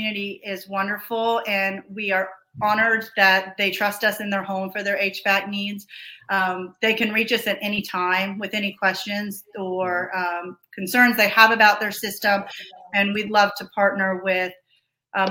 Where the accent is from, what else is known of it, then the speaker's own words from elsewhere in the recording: Georgia, United States; Buck and I are both native to the state. So we grew up in Georgia